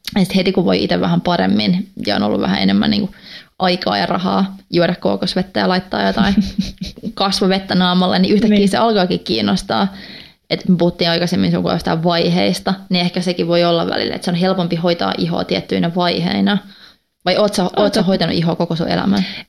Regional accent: Finland; first language Swedish; Finnish is a second language; also born or lived in Gothenburg, Sweden; Mä oon tota, neljävuotiaana muuttanut Ruotsiin. Mun iskä sai töitä Göteborista, niin me muutettiin sinne ja asuttiin pari vuotta ja sitten kun me muutettiin takaisin, niin mun vanhemmat laittoi mut ruotsinkielisiin kouluihin

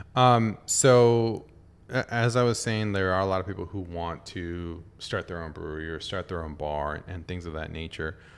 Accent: San Diego, California, United States; now in Tokyo, Japan; my hometown, San Diego

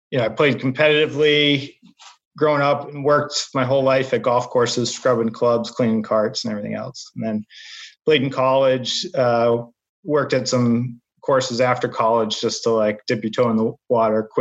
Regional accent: New England, United States; also born or lived in Boston; I grew up in New England. You know, I played George Wright, um, Sandy Burr, like all this stuff.

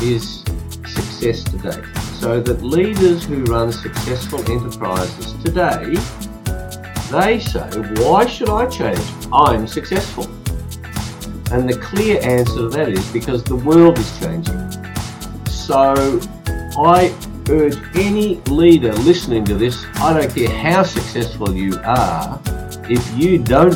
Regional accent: Australia; my parents forced me to speak Hungarian when I was born here in Australia.

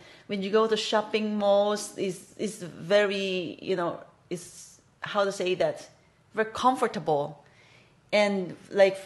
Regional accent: Philippines; moved away as an adult; now in Hong Kong; I'm from Philippines and I've been here in Hong Kong for 16 years

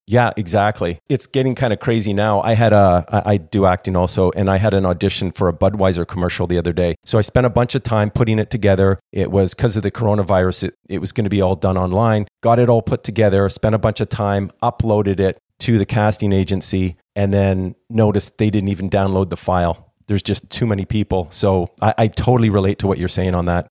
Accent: Toronto, Ontario, Canada; I grew up in Toronto, Canada

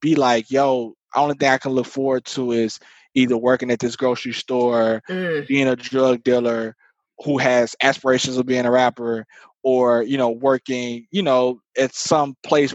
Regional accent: Marianna, Arkansas, United States; moved away; I'm from Arkansas, I'm from Mariana

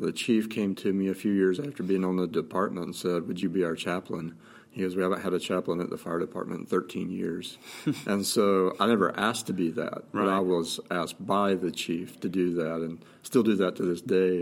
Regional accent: North Carolina, United States; moved away as an adult; now in Montana, United States; I grew up in North Carolina, lived there you know, 30 years

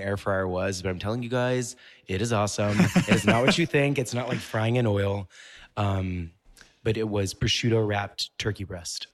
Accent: Mississippi, United States; moved away as an adult; also born or lived in Memphis, Tennessee; now in New York City, United States; I grew up in Mississippi, but a lot of what I did was around Memphis, Tennessee

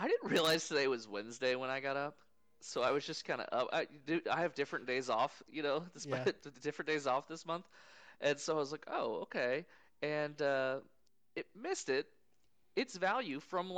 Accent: United States; as an American

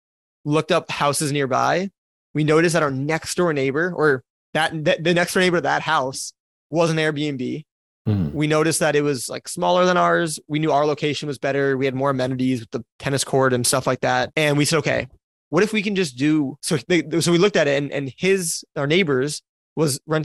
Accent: Wisconsin, United States; moved away as an adult; also born or lived in Florida; where I grew up in Wisconsin, even though I was in Florida at the time for college

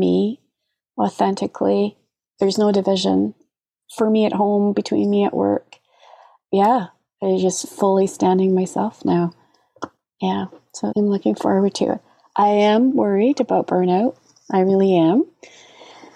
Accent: Scotland, United Kingdom; moved away; As a kid, I grew up in Scotland

